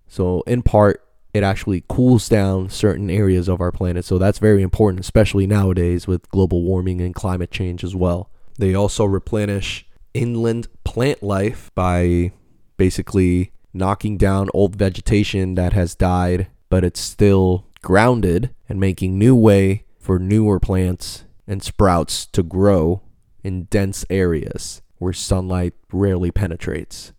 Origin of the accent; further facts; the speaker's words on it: Puerto Rico; now in Florida, United States; where I grew up in Puerto Rico